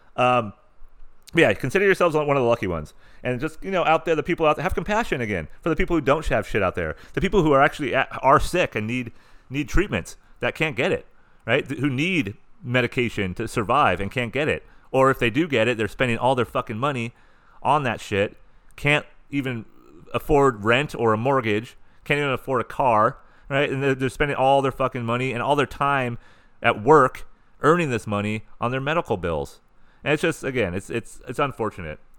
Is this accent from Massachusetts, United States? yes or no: no; San Diego, California, United States; I'm from San Diego